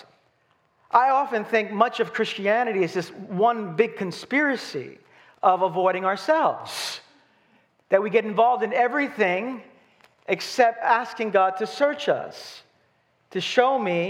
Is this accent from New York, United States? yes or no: yes; New York City, New York, United States; I'm from Brooklyn.